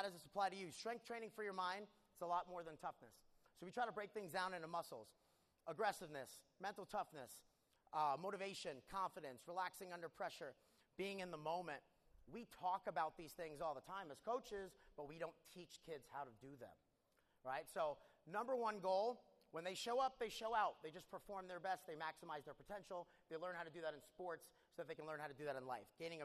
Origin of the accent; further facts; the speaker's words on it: New York, United States; now in Houston, United States; I grew up in New York.